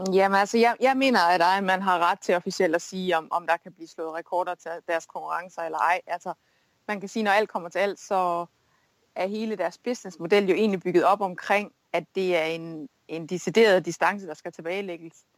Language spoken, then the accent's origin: Danish; Denmark; moved away; also born or lived in United States